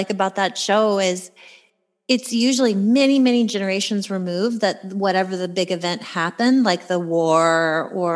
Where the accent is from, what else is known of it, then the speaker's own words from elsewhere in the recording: United States; I am American, so I have that connection with the feelings about the war